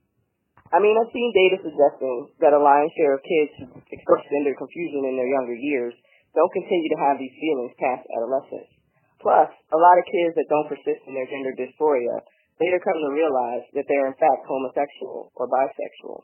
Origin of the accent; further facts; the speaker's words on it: Philadelphia, Pennsylvania, United States; moved away as an adult; now in San Diego, United States; I was born and raised in Philly